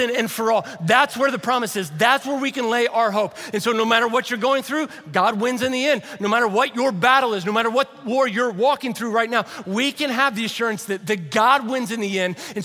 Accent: Louisville, Kentucky, United States; moved away; Jamie is a friend that Savannah and I grew up with over in Louisville, Kentucky

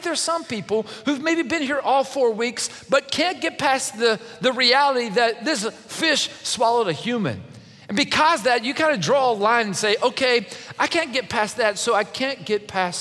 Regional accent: Kentucky, United States; I'm from Kentucky

